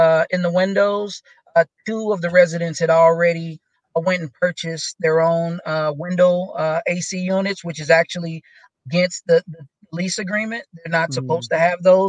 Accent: Kansas City, Missouri, United States; I grew up in Kansas City

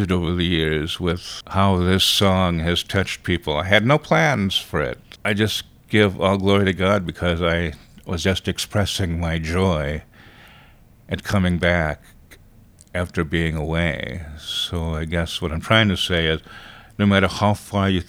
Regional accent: Los Angeles, California, United States; I'm Filipino-American. But I did grow up in the projects in Los Angeles

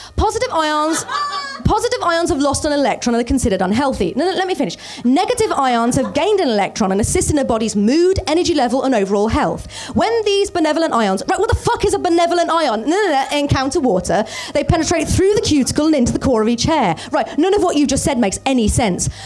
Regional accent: Birmingham, West Midlands, United Kingdom; moved away; also born or lived in London; I lived in Birmingham, I grew up in Birmingham

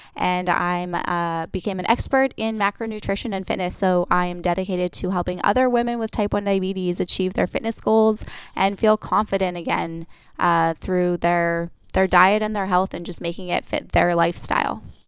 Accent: Vancouver Island, British Columbia, Canada; moved away as an adult; now in Los Angeles, United States; I am originally from Vancouver Island, British Columbia, Canada

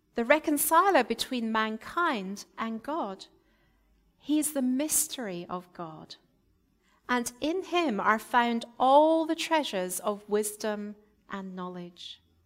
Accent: Scotland, United Kingdom; moved away; I was brought up in the Presbyterian Church in Scotland

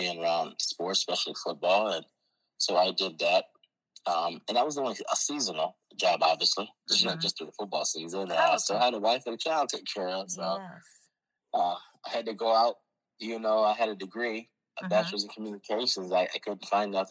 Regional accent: Fostoria, Ohio, United States; also born or lived in Chicago, Illinois; I grew up here in Fostoria, Ohio. I moved here right before I started school.

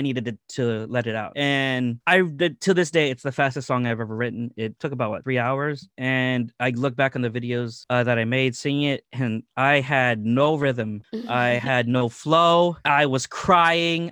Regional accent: Philippines; I'm Filipino

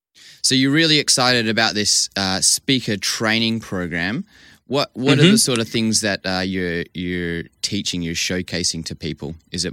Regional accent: Vancouver, British Columbia, Canada; now in Perth, Australia; I grew up in Vancouver. Vancouver's a pretty sort of green city.

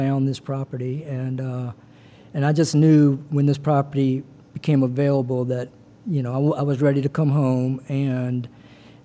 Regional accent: Covington, Louisiana, United States; also born or lived in New Orleans / Birmingham; now in Slidell, United States; I'm from Mid-City, and I grew up in Covington

